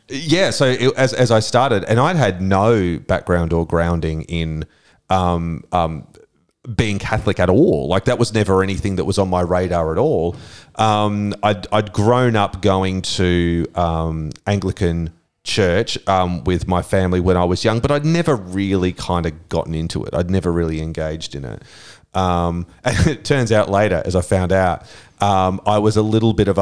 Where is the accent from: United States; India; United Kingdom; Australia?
Australia; Brisbane, Queensland; I grew up in Brisbane in the 1970s.